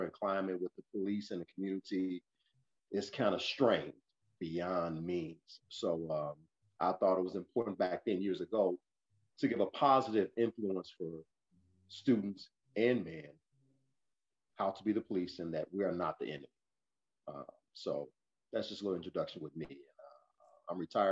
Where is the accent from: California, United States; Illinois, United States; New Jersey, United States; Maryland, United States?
Illinois, United States; Chicago; also born or lived in St. Louis, Missouri; I was born in St. Louis, Missouri. Mother moved to Chicago when I was three